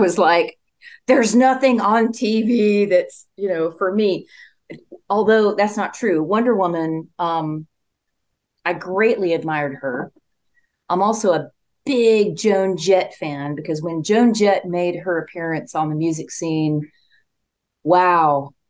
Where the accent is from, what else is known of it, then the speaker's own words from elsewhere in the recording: Spartanburg, South Carolina, United States; it's my hometown